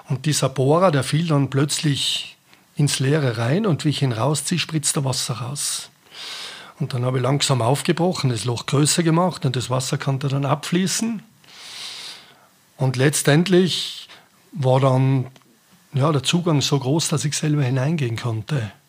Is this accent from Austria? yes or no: yes; Austria; Also das älteste Eis momentan bei uns in Österreich liegt im Kaunertal oben auf der Weiße Spitze.